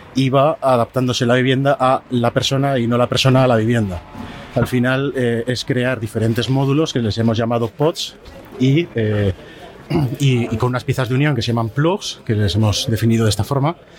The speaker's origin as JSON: {"language": "Spanish", "town": "Zaragoza", "region": "Aragon", "country": "Spain", "said": "soy de Zaragoza"}